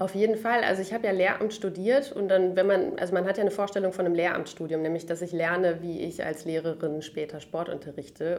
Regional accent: Münster, North Rhine-Westphalia, Germany; ich komme aus Hiltrup ursprünglich

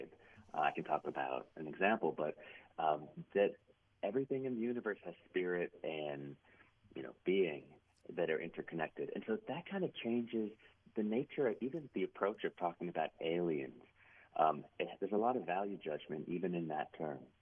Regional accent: Cincinnati, Ohio, United States; moved away as an adult; also born or lived in Maine; now in Brunswick, Maine, United States; I'm in Maine now at Bowdoin College, but I'm born and raised in Ohio into my 20s from the Cincinnati area

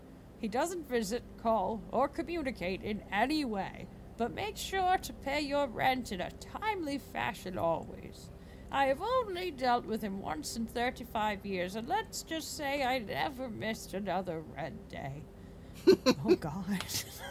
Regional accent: the South, United States; I grew up in the South and I am, like, aggressively, like, hospitable.

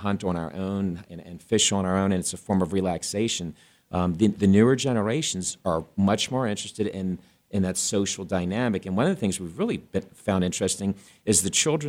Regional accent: East Coast, United States; now in Arizona, United States; I'm from the East Coast originally.

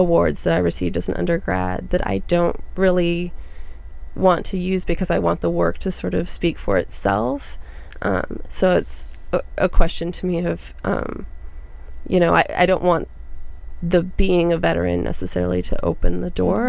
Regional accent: North Dakota, United States; moved away as an adult; I grew up in North Dakota

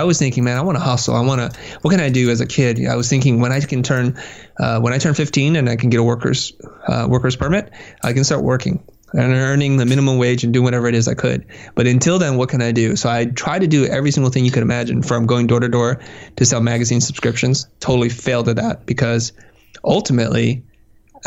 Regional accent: San Jose, California, United States; also born or lived in Vietnam / Kansas City, Missouri; I grew up in the Valley, Silicon Valley

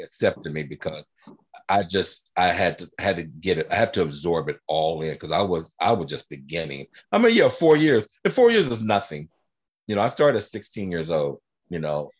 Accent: Dayton, Ohio, United States; moved away as an adult; also born or lived in Los Angeles / Reno, Nevada; I grew up here in Dayton, Ohio

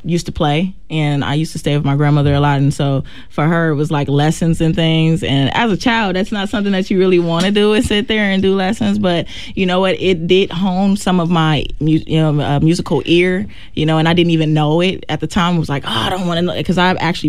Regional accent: Milwaukee, Wisconsin, United States; also born or lived in California; I actually grew up on the north side of Milwaukee, actually. Mm-hmm. North side off of Hopkins. So I was born and raised over there.

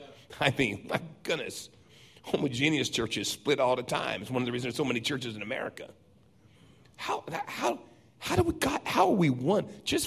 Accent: San Diego, California, United States; I grew up in Southern California. Everything shook there all the time. I mean, I can remember as a boy in San Diego looking out and the street turned into ocean.

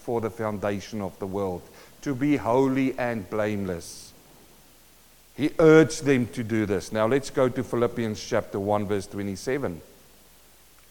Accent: South Africa; moved away as an adult; also born or lived in New Zealand; now in Australia; I'm a South African-born Kiwi who's now living in Australia

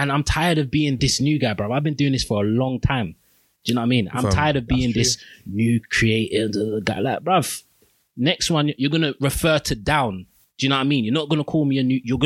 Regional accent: London, United Kingdom; I'm from Peckham.

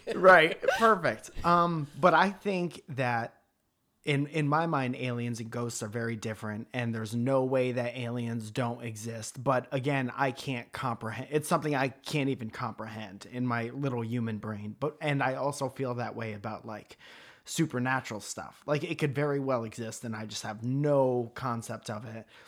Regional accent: Stratford, Connecticut, United States; I grew up in Stratford, Connecticut

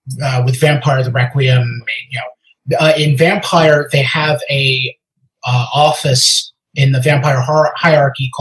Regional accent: United States; I'm American.

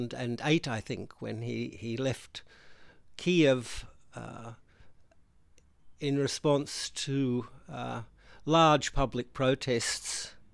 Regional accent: Queensland, Australia; although I'm a Ukrainian Greek Catholic priest, I'm a Queenslander and with German ancestors and English and Scottish.

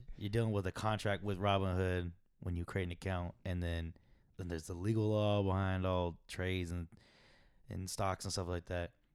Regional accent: Arizona, United States; I come from Arizona

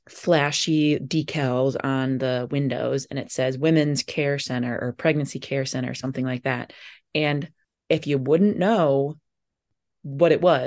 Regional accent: Milwaukee, Wisconsin, United States; moved away; I grew up in Milwaukee

